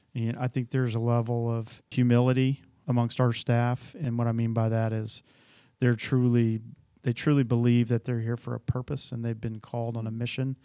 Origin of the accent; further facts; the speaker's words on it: Atlanta, Georgia, United States; moved away; originally I grew up in Atlanta, Georgia